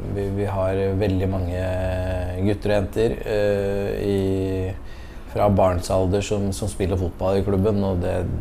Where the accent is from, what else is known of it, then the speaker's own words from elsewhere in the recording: Skjetten, Akershus, Norway; also born or lived in Lillestrøm; jeg er født og oppvokst på Skjetten